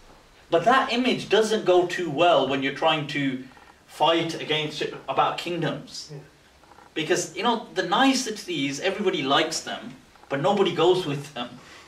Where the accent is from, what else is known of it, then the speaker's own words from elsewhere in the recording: Pakistan; now in United Kingdom; So we now also start to take pride in it because we are also Pakistani.